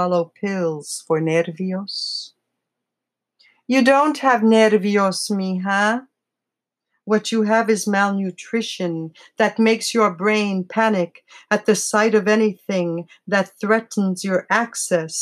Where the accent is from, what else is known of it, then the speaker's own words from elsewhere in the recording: New York City, New York, United States; I'm from the Bronx.